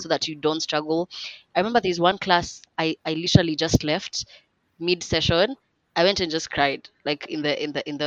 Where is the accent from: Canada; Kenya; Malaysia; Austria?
Kenya; English is a second language; I love being African, I love being Kenyan